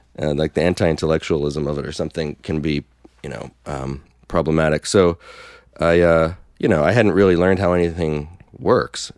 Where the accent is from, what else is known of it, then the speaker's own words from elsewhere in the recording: North Brunswick, New Jersey, United States; moved away as an adult; also born or lived in Brooklyn, New York; now in Philadelphia, United States; I grew up in Jersey